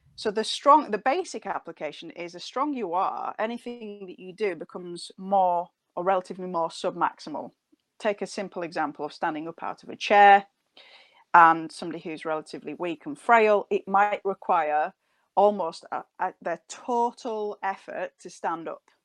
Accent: United Kingdom; accent: northern; now in Nottingham, United Kingdom

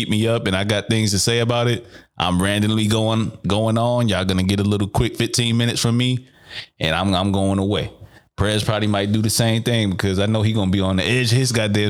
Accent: New York City, New York, United States; They may be on my home soil. I'm from Brooklyn, y'all

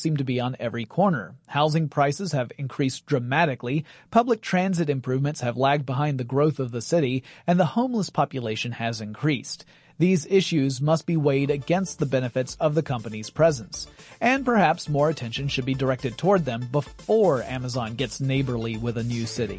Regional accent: Atlanta, Georgia, United States; Stonecrest is just to the east of Atlanta, Georgia, my hometown

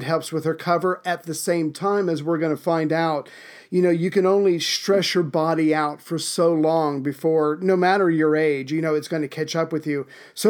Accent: United States; As an American

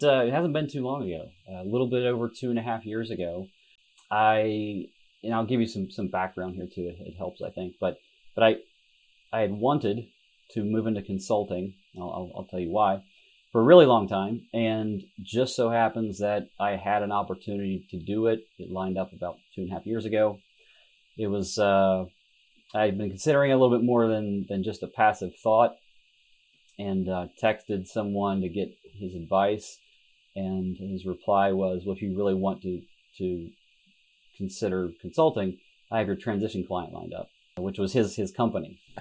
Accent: southern Ohio, United States; now in Columbus, United States; I grew up in, in southern Ohio, so a small town, about 5,000 people

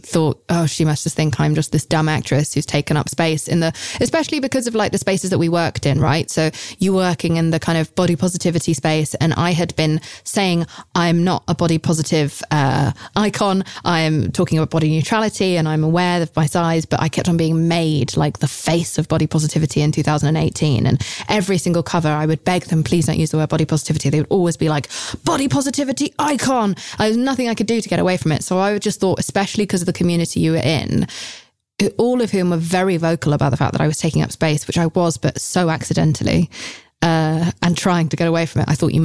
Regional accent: United Kingdom; I'm British

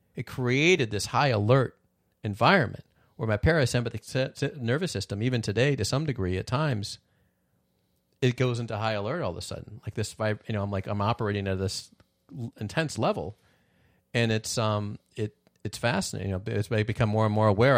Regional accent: Midwest, United States; born in the Midwest

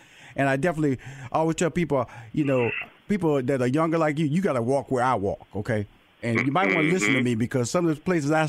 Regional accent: Houston, Texas, United States; Because I'm from Fifth Ward, Texas, which is similar to Compton.

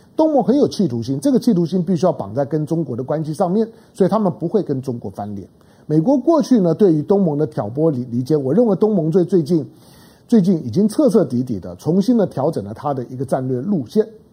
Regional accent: Taiwan; 我身为台湾人

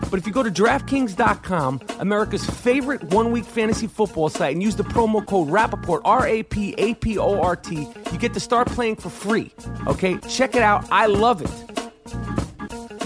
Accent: New York, United States; accent: thick New York; two guys with some thick New York shit.

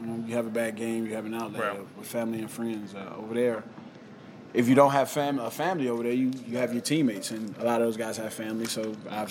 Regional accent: United States; moved away as an adult; also born or lived in Italy; growing up in America

